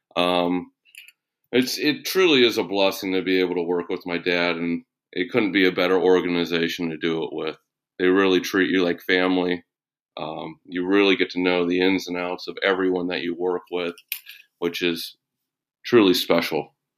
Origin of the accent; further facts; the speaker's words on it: Bay Area, California, United States; I'm from the Bay Area